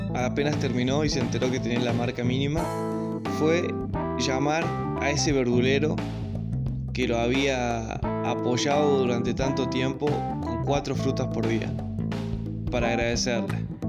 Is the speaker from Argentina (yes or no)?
yes; Argentina; que aplicamos como argentinos